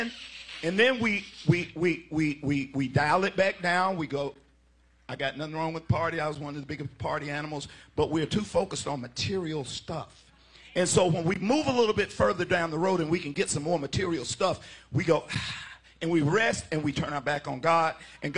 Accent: Alabama, United States; I grew up in Alabama in the 60s. I've got six brothers who go all the way back to the 40s.

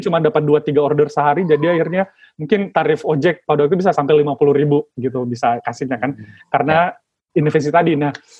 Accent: Makassar, South Sulawesi, Indonesia; saya kan kebetulan berasal uh, dari Sulawesi ya mas ya, jadi asalnya dari Makassar, Sulawesi

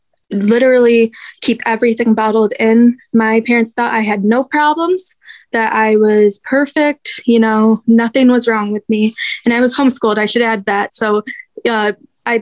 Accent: Michigan, United States; first 10 years of my life, I was over on the Detroit side of Michigan, a little town called Bald Lake

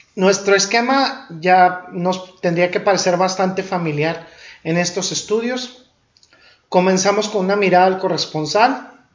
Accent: Ciudad Juárez, Chihuahua, Mexico; la tierra donde crecí en Ciudad Juárez

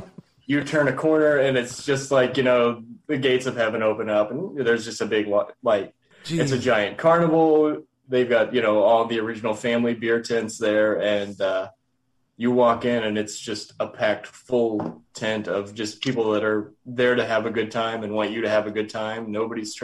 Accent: Kansas City, Missouri, United States; moved away as an adult; now in El Paso, United States; I'm originally from Kansas City

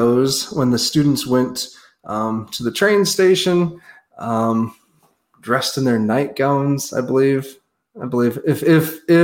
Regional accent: Clark, South Dakota, United States; I'm from Clark

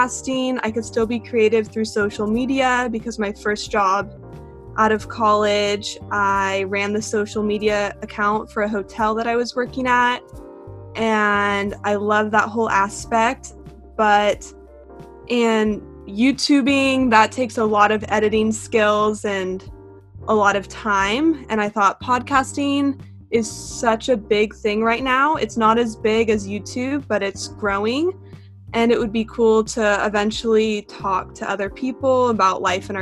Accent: Bay Area, Northern California, United States; moved away as an adult; now in San Diego, United States; I'm originally from the Bay Area, so Northern California

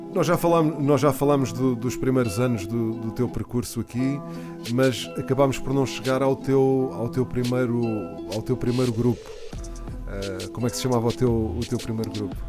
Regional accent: Portugal; Eu nasci, nasci cá, mas sou espanhol.

